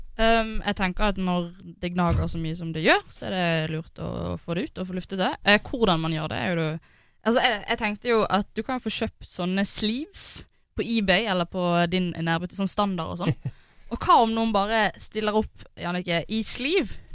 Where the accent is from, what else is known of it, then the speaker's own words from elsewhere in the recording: Bergen, Vestland, Norway; moved away; jeg var hjemme i Bergen